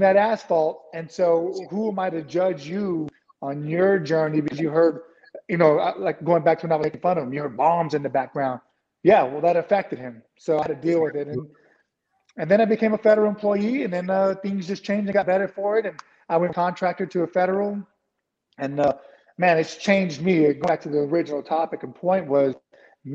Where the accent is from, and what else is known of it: San Antonio, Texas, United States; born or raised there